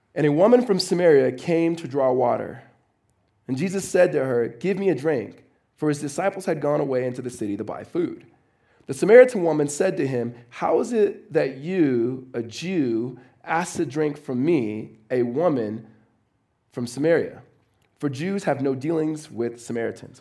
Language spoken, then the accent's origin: English; Los Angeles, California, United States; moved away as an adult; now in Phoenix, United States; I am originally from Los Angeles